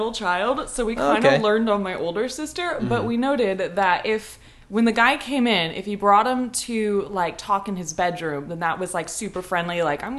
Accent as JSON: {"language": "English", "town": "Hillsboro", "region": "Oregon", "country": "United States", "tie": "born or raised there", "said": "I grew up in Hillsboro, Oregon, okay. Like in the country of it."}